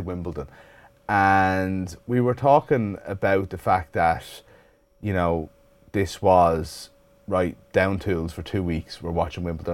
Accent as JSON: {"language": "English", "town": "Dublin", "region": "Leinster", "country": "Ireland", "tie": "born or raised there", "also_born_or_lived": "Clare", "said": "where I grew up in Dublin"}